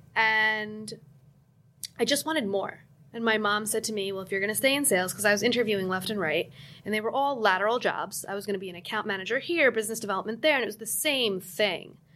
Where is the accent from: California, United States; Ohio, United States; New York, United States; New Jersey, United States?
New Jersey, United States; I'm from New Jersey